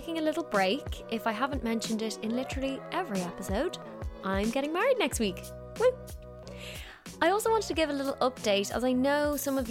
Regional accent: Dublin, Leinster, Ireland; moved away as an adult; also born or lived in Los Angeles, United States; now in London, United Kingdom; I'm from Dublin and I did my graduate visa in LA, and then after LA I moved here.

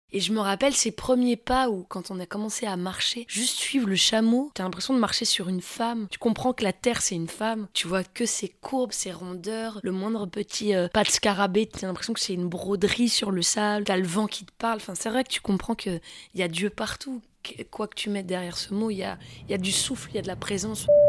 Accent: near Melun, Fontainebleau, Île-de-France, France; J'ai grandi euh, vers Melun, Fontainebleau, dans la forêt

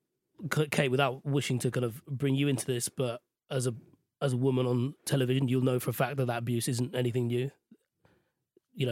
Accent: Sri Lanka; now in United Kingdom; in Sri Lanka, where I grew up

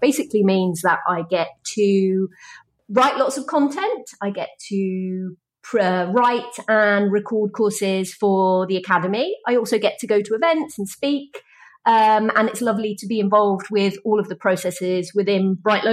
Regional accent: Wales, United Kingdom; I'm from Wales

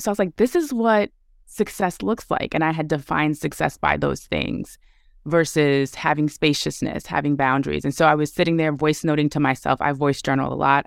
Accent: New York City, New York, United States; moved away as an adult; I was born and raised in Brooklyn

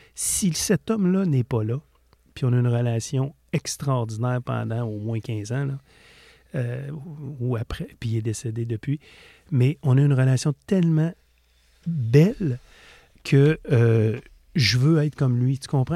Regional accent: Quebec, Canada; On vient du Lac-Saint-Jean

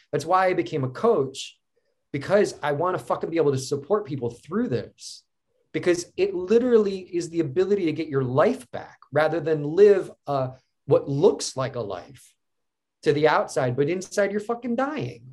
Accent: Cleveland, Ohio, United States; I grew up in Cleveland

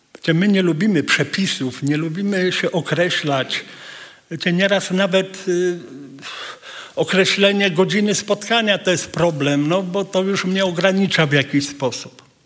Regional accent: Poland; jesteśmy z Polski

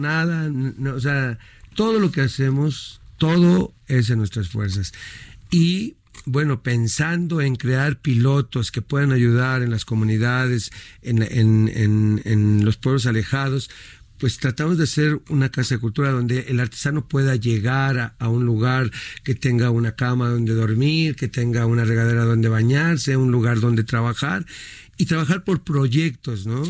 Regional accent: Mexico; somos los mexicanos

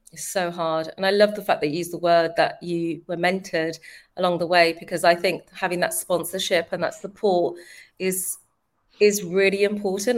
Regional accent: London, United Kingdom; born and bred in East London, Forest Gate

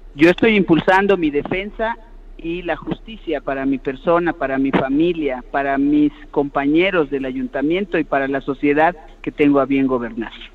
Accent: Yucatán, Mexico; yo soy una yucateca cariñosa

